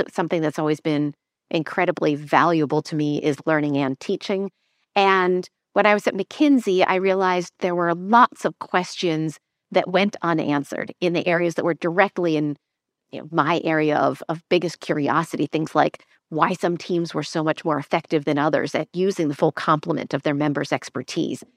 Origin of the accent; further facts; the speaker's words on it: Lancaster, Pennsylvania, United States; moved away; also born or lived in London; I grew up in Amish country in Lancaster, Pennsylvania